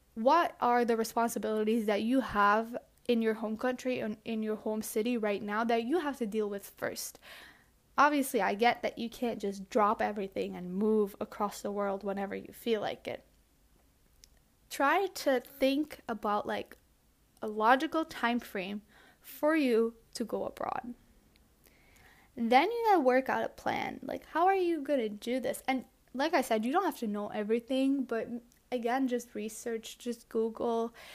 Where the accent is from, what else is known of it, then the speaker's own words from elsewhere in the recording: Belgium; moved away as an adult; also born or lived in Tokyo, Japan / Barcelona, Spain; I grew up in Belgium